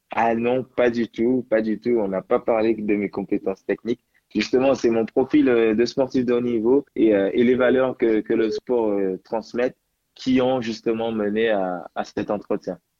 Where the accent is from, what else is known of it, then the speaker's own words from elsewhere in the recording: Guadeloupe; also born or lived in Paris; now in France; je suis de Guadeloupe